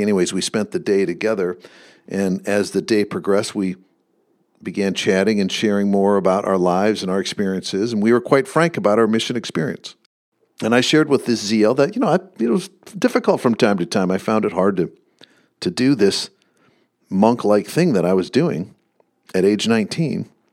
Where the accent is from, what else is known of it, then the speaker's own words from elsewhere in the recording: Michigan, United States; I grew up in Michigan